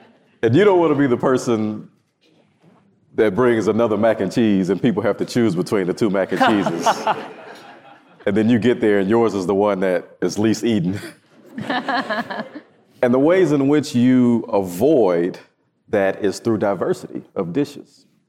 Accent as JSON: {"language": "English", "region": "the South", "country": "United States", "tie": "born or raised there", "said": "Yeah, so potlucks were a major thing growing up in the South, for sure, especially at church."}